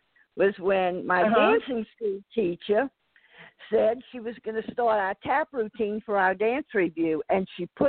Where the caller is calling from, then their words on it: New Orleans, Louisiana, United States; …, and I'm calling from New Orleans.